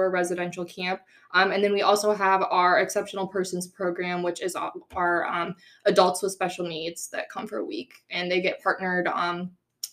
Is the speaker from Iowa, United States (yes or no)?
yes; Grimes, Iowa, United States; also born or lived in Cedar Falls, Iowa; now in Indianola, United States; I grew up in Grimes, Iowa, so pretty close to Des Moines.